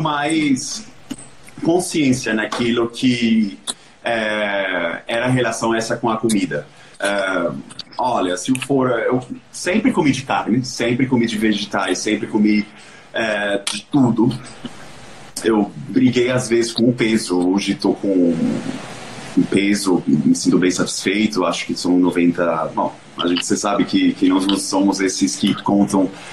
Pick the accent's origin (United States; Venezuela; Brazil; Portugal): Venezuela; moved away; eu sou venezuelano